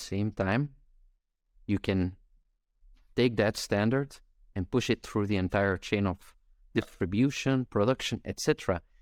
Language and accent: English; Belgium; I'm from Belgium